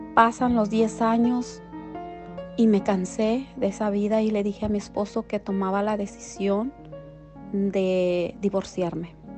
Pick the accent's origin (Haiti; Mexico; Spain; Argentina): Mexico; La Palma, Michoacán; now in Whittier, United States; yo soy originaria de Michoacán, México de un bello poblado llamado La Palma, Michoacán, donde yo nací